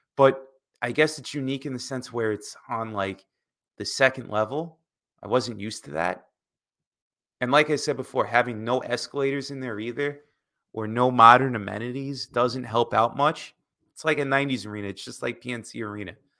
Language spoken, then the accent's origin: English; United States; as an American growing up